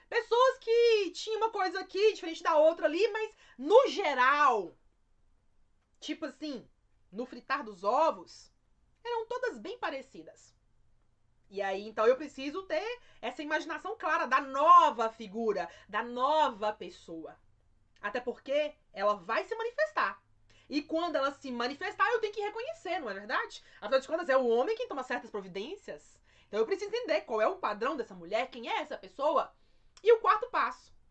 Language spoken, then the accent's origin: Portuguese; Minas Gerais, Brazil; Um jeitinho mineiro, já que eu sou mineiro, um jeitinho mineiro